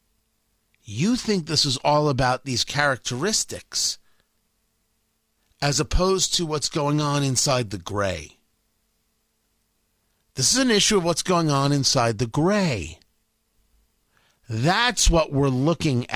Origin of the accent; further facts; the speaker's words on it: United States; I'm an American.